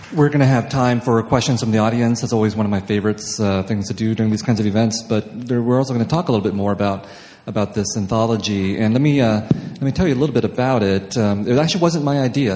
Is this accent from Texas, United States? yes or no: no; Los Angeles, California, United States; I come from Los Angeles where no one cares if you're a writer